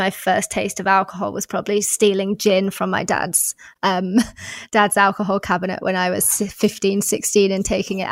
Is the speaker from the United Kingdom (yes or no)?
yes; England, United Kingdom; now in Australia; I'm originally from England, so normally I go back to England.